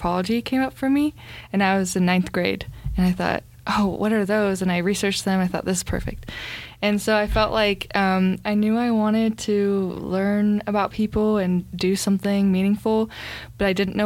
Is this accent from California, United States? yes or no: yes; Orange County, Southern California, United States; moved away as an adult; also born or lived in Utah; now in Salt Lake City, United States; growing up in Orange County.